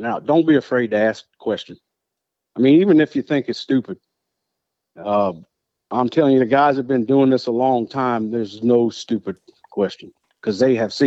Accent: Breaux Bridge, Louisiana, United States; I grew up in Brobridge, Louisiana, South Louisiana boy, born and raised

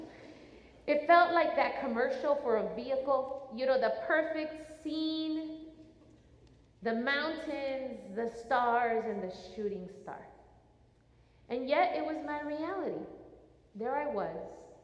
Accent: Chicago, Illinois, United States; I am very much, well, I was more at that time, an inner city girl. I'm from Chicago

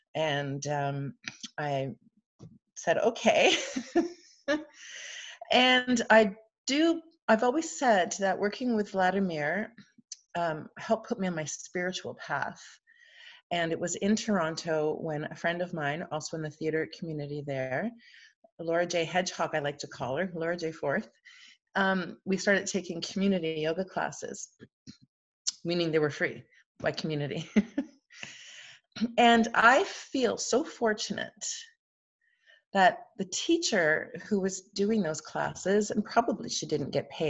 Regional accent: Ireland; But I'm Irish, so my stories can wind

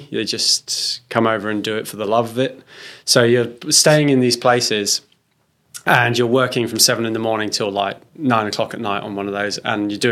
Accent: Australia; oh, we're, we're from Australia. We're building a garden at the Chelsea Flower Show.

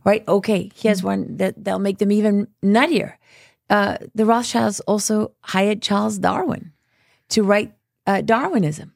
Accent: South Africa; moved away; I grew up in South Africa

